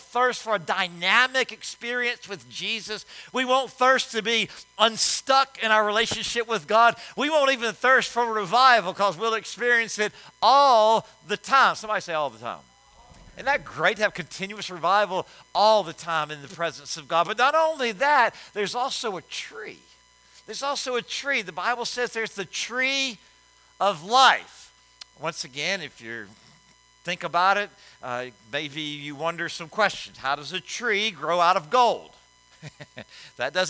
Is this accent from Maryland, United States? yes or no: no; Louisiana, United States; I'm from Louisiana